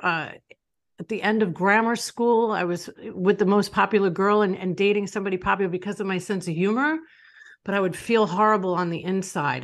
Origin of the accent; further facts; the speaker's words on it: Long Island, New York, United States; I grew up in Long Island, New York.